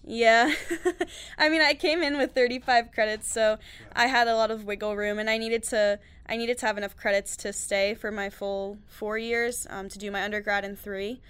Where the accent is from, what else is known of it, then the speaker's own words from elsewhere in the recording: New York, United States; moved away as an adult; I'm from New York